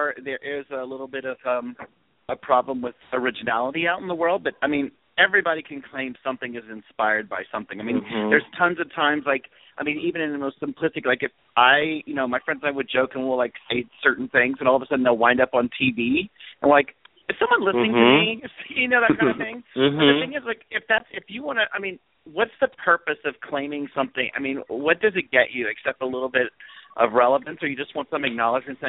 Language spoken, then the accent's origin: English; Louisiana, United States; I went to college a long time ago, and I'm from Louisiana